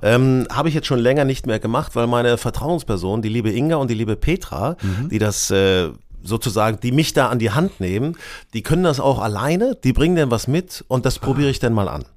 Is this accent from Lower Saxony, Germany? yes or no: yes; a village near Hanover, Lower Saxony, Germany; now in Hamburg, Germany; ich bin auf dem Dorf aufgewachsen, äh, in der Nähe von Hannover